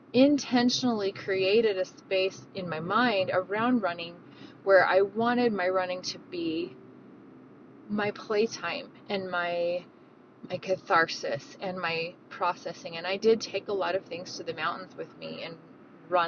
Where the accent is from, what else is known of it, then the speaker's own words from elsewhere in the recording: Davis County, Utah, United States; Davis County. That's where I grew up, and these are my home trails